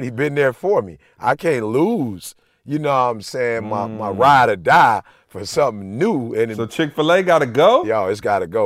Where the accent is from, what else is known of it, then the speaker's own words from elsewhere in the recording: Alabama, United States; I went to Oakwood, so I grew up in Alabama.